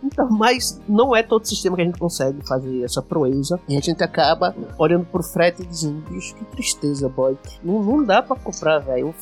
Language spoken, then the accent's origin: Portuguese; Paraíba, Brazil; accent: paraibano; now in Extremoz, Brazil; Eu sou paraibano, mas estou morando no Rio Grande do Norte, numa cidade chamada Extremóis